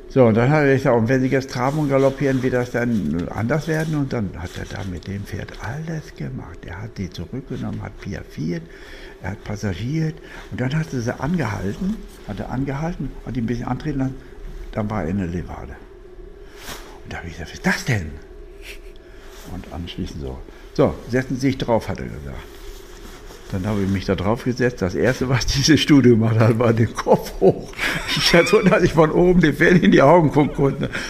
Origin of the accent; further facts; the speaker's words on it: Germany; Deutschland liebe ich, bin Deutscher, bleibe auch